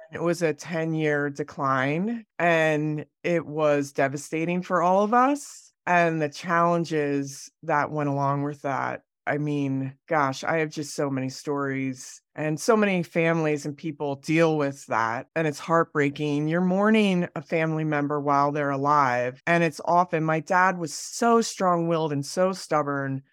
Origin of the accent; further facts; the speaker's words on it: Pennsylvania, United States; moved away as an adult; also born or lived in Delaware / New York City; now in Jackson Hole, United States; I grew up in Pennsylvania